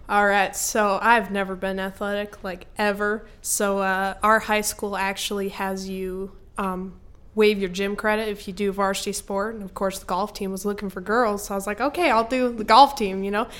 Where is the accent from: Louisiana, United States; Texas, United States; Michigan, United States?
Michigan, United States; born or raised there